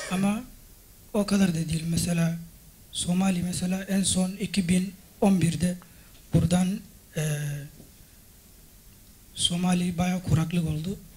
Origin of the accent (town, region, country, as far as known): Madagascar; Turkish is a second language; now in Turkey